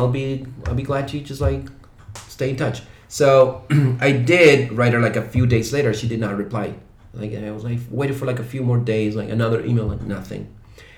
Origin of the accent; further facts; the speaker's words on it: Chile; English is a second language; moved away as an adult; now in Shanghai, China; in Chile, back home